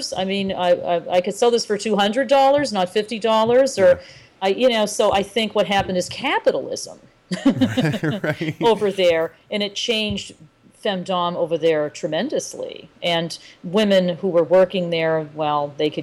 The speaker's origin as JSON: {"language": "English", "country": "United States"}